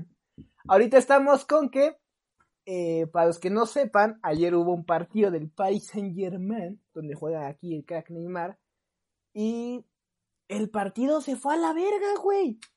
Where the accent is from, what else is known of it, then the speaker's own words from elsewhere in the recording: Brazil; yo soy brasileño